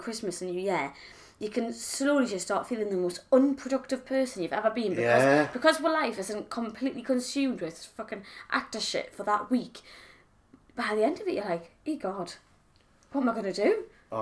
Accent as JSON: {"language": "English", "area": "Geordie", "region": "North East England", "country": "United Kingdom"}